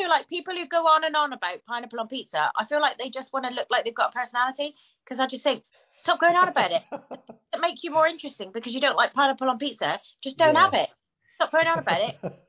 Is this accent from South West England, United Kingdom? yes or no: yes; Devon, South West England, United Kingdom; I'm from Devon